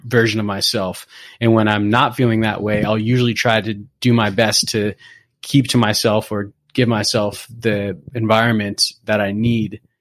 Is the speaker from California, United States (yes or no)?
yes; Newport Beach, California, United States; moved away as an adult; also born or lived in Berkeley / New York City / San Francisco Bay Area; now in Bay Area, United States; Originally, I grew up in, in Southern California. I grew up in Newport Beach